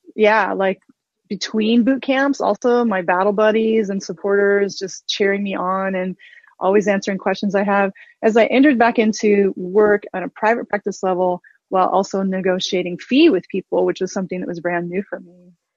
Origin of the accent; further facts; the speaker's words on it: Osage Nation, Oklahoma, United States; I'm Osage from the Osage Nation of Oklahoma